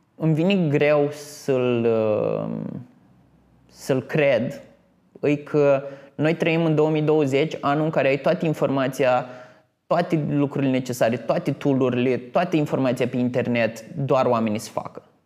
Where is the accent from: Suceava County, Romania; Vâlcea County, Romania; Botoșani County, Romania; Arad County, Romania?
Botoșani County, Romania; Botoșani; moved away as an adult; also born or lived in Iași; Eram venit din Botoșani